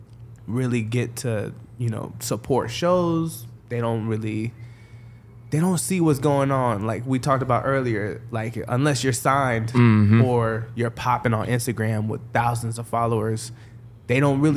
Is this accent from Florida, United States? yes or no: yes; Daytona Beach, Florida, United States; now in Palm Coast, United States; So I'm actually born and raised in Daytona Beach, Florida.